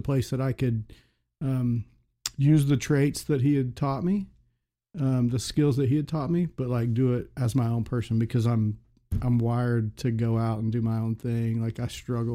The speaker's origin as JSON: {"language": "English", "town": "Choctaw", "region": "Oklahoma", "country": "United States", "tie": "born or raised there", "said": "I was born in Oklahoma City and then we moved to Choctaw in 1979 when I was in second grade."}